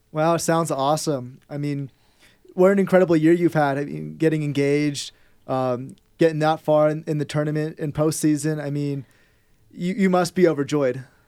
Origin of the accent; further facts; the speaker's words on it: Bay Area, California, United States; I'm from the Bay Area